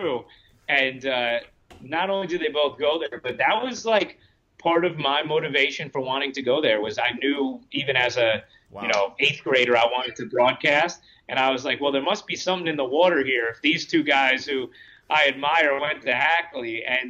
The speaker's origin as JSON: {"language": "English", "region": "New York", "country": "United States", "said": "being a New Yorker too, I think like New York fans, Brooklyn fans are going to really relate to him"}